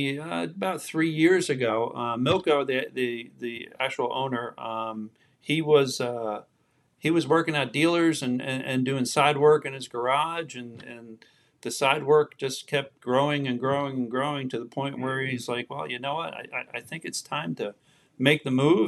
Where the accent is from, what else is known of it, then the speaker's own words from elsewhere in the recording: New Jersey, United States; moved away as an adult; I was born and raised in New Jersey.